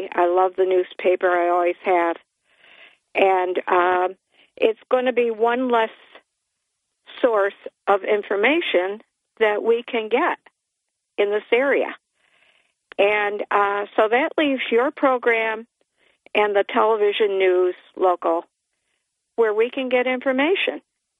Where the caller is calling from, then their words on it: Port Dickinson, New York, United States; This is … from Port Dickinson.